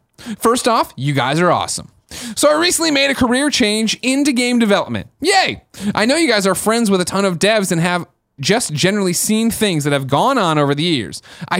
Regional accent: New England, United States; I'm from New England.

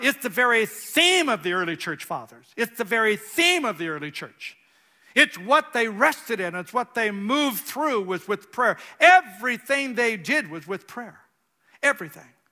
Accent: California, United States; moved away as an adult; I'm from California

